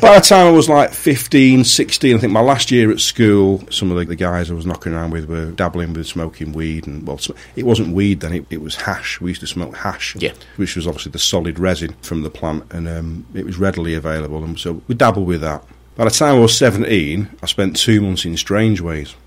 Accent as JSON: {"language": "English", "town": "Marple", "region": "North West England", "country": "United Kingdom", "tie": "born or raised there", "also_born_or_lived": "Manchester / Glossop", "said": "I'm from Marple"}